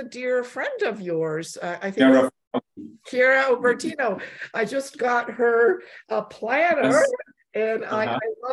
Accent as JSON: {"language": "English", "country": "Canada", "tie": "born or raised there", "also_born_or_lived": "Poland", "said": "I was born in Poland, but I was a young child when I came to Canada"}